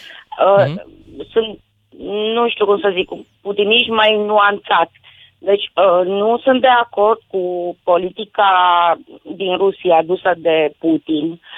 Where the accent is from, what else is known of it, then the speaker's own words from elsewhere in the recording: Romania; Bine, eu sunt român